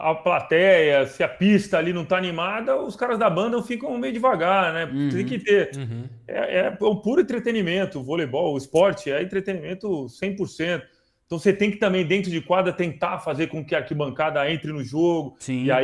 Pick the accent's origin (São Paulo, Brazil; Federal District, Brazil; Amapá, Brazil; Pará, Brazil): São Paulo, Brazil; Eu conheço mais Buenos Aires do que São Paulo, que é a minha cidade natal, por exemplo.